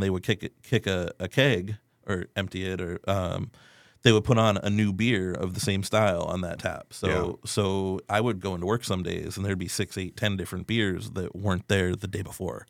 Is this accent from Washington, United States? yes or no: no; Erie, Pennsylvania, United States; moved away as an adult; now in San Antonio, United States; I am originally from Erie, Pennsylvania